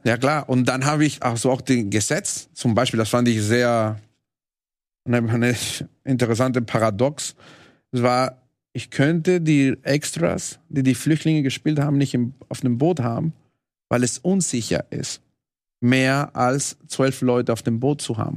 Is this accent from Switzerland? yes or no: no; Venezuela; German is a second language; moved away; Ich komme aus Venezuela